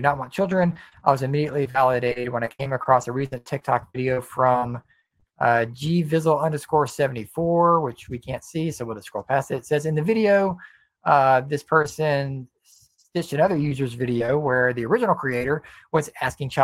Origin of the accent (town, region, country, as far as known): United States